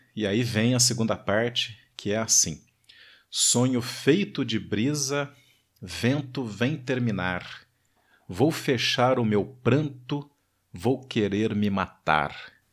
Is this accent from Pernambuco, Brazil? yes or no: no; Varginha, Minas Gerais, Brazil; eu nasci em Varginha